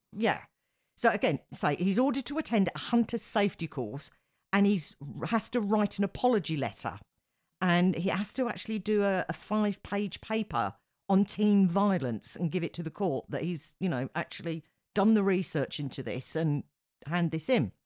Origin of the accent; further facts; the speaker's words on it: United Kingdom; as a Brit